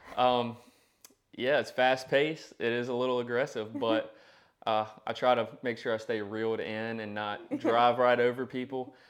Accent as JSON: {"language": "English", "town": "Danville", "region": "Virginia", "country": "United States", "tie": "born or raised there", "said": "I was raised in the Danville, Pennsylvania County area."}